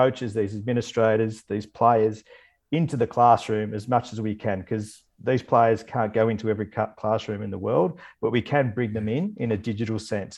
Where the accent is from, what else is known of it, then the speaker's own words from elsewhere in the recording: Bendigo, Victoria, Australia; I grew up in Bendigo